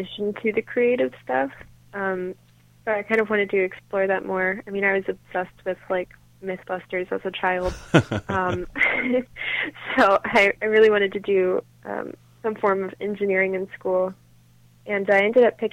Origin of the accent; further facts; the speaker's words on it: Nashville, Tennessee, United States; I grew up in Nashville, so obviously there's a lot of music just around me.